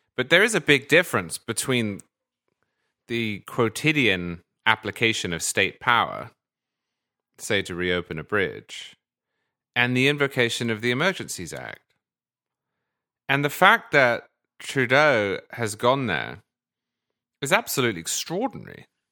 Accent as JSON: {"language": "English", "country": "United Kingdom", "moved": "yes", "said": "as a Brit, originally"}